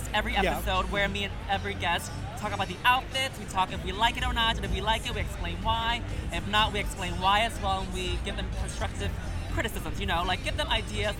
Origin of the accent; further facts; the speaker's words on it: New York, United States; I'm also from New York, too